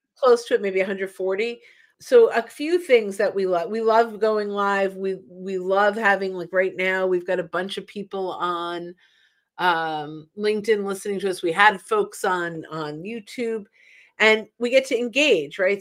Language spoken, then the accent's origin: English; New Yorker, New Jersey, United States; also born or lived in New York; because I'm a New Yorker, North Jersey, I say error. I add that R at the end.